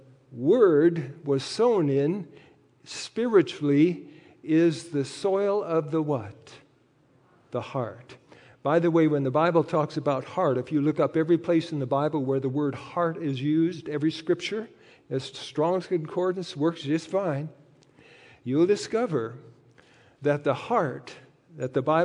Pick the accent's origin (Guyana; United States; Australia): United States; North Dakota; Both my wife, Patsy, and I were raised on ranches in North Dakota